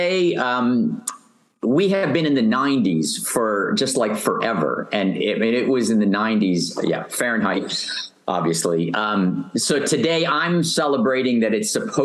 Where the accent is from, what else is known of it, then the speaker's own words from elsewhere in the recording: Northeast United States, United States; now in Fresno, United States; I'm from originally from the Northeast part of the United States.